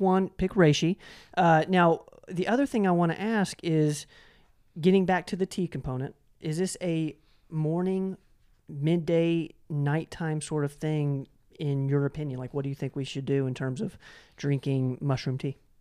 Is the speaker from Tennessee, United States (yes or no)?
yes; Knoxville, Tennessee, United States; the Jackson Avenue Tea Company is in my hometown of Knoxville